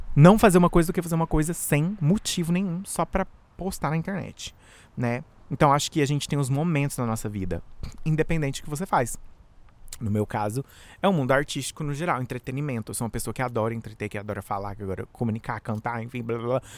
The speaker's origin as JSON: {"language": "Portuguese", "country": "Brazil", "moved": "yes", "lives_now": "United States", "said": "Eu sou do Brasil, mas moro nos Estados Unidos"}